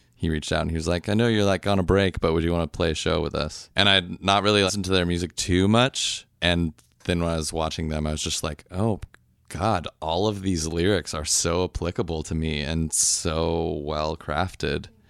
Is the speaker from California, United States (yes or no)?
yes; Orange County, California, United States; also born or lived in Seattle; now in Oakland, United States; I grew up in Orange County until I was early 20s, and then I moved to Seattle for a while